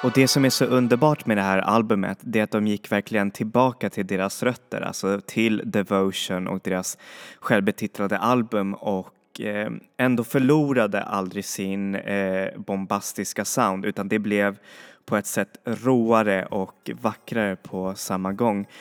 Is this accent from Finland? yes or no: no; Chile; moved away; i Chile, där jag kommer ifrån